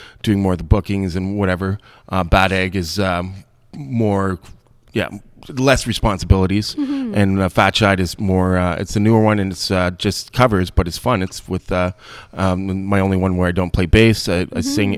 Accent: St. Jacobs, Ontario, Canada; also born or lived in Peterborough; now in Kitchener, Canada; I'm from St. Jacobs originally

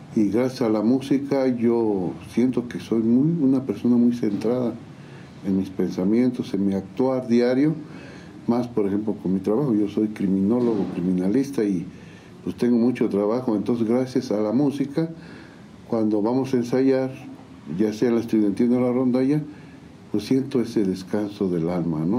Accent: San Juan del Río, Querétaro, Mexico; nacimos aquí en San Juan de Río, orgullosamente sanjuanense. Sanjuanenses. Y con todas mis raíces aquí están

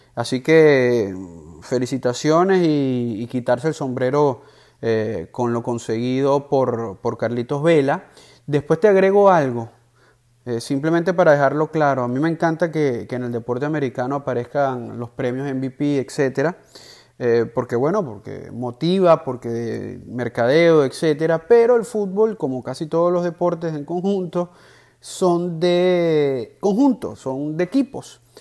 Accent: Venezuela; Yo como venezolano

